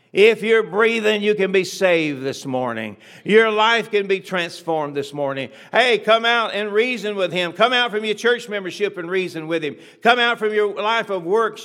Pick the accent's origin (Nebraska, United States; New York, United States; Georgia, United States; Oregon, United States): Georgia, United States; Atlanta; I was born in Atlanta, Georgia, a century ago almost